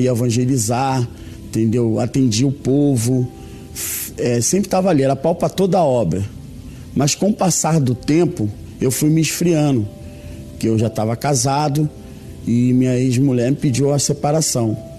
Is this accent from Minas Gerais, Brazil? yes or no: no; Rio de Janeiro, Brazil; sou do estado do Rio de Janeiro.